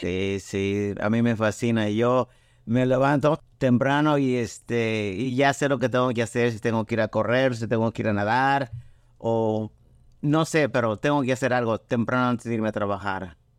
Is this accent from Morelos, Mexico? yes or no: yes; Cuernavaca, Morelos, Mexico; moved away as an adult; now in United States; de chiquito, a los dos años, mi, mi, papá nos llevó a la ciudad que es Cuernavaca, Morelos. Ahí crecí hasta los 23 años